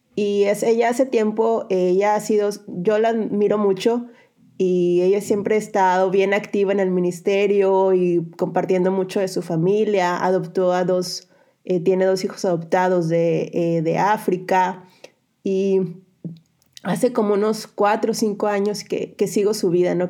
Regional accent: Mexico; moved away as an adult; also born or lived in Monterrey / San Luis / Madrid, Spain; now in Slovakia; cuando fui enviada como misionera, que es cuando salí de México

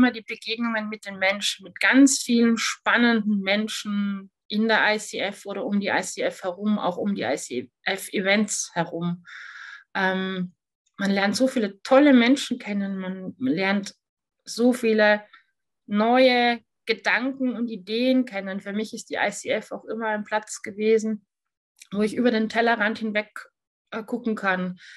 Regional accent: Austria; now in Germany; Und ich bin Österreicherin, die in Deutschland lebt und arbeitet.

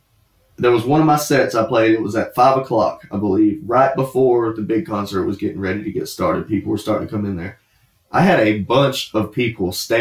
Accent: Kingsland, Georgia, United States; I am from Kingsland, Georgia. I don't know anyone in your area.

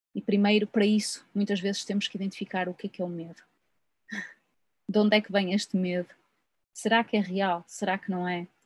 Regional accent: Portugal

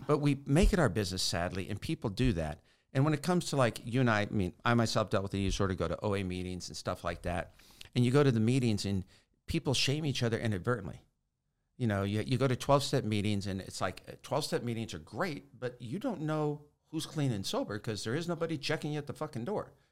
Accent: Sacramento, California, United States; I'm from Sacramento, California

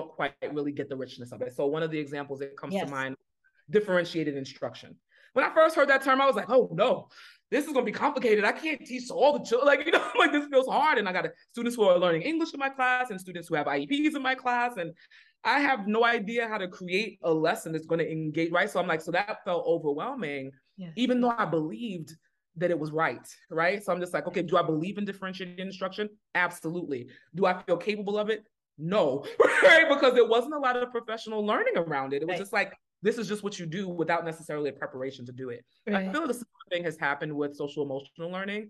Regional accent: New York City, New York, United States; accent: New York; moved away as an adult; also born or lived in Boston; I grew up in New York City, but I began teaching in a different state than where I grew up

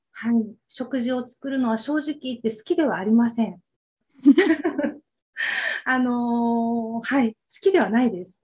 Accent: Okinawa, Japan; 生まれも育ちも沖縄に住んで、ずっと沖縄です

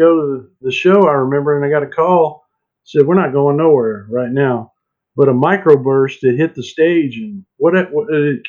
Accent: Lawrence, Kansas, United States; now in Nashville, United States; my hometown in Lawrence, Kansas. And I knew that before I ever moved to Nashville

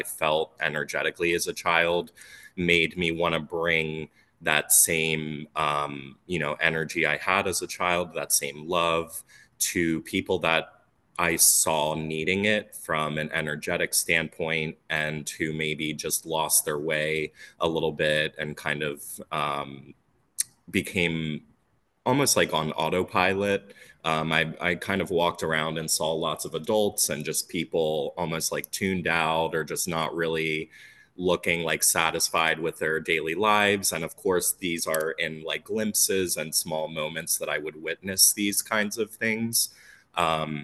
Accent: Phoenixville, Pennsylvania, United States; I grew up in Sunwood Farms in Phoenixville, Pennsylvania

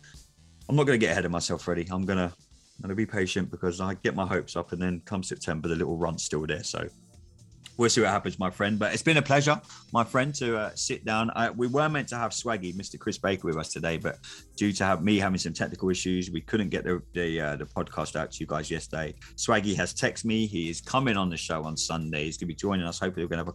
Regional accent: England, United Kingdom; I am English

